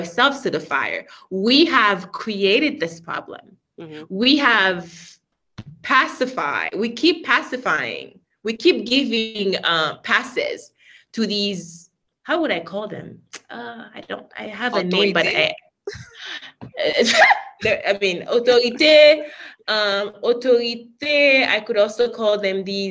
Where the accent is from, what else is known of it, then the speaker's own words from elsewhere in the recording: Haiti; moved away; when I was growing up in Haiti